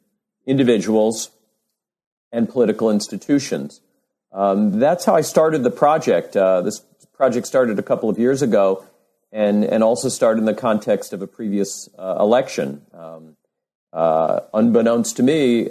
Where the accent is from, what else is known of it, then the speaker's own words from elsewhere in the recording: New York City, New York, United States; moved away as an adult; I grew up in New York City